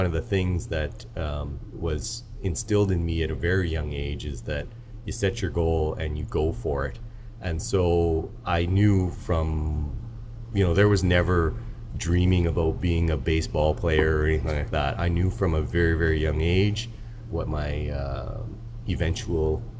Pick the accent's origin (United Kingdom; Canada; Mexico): Canada; Saskatoon, Saskatchewan; So I was born in Saskatoon, Saskatchewan. My parents emigrated here from Hong Kong, but I was born in Canada, and I would say I had a fairly normal Canadian childhood